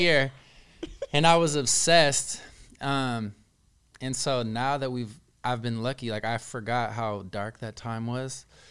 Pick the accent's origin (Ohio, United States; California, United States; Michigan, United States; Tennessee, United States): California, United States; the Bay Area; I'm from the Bay.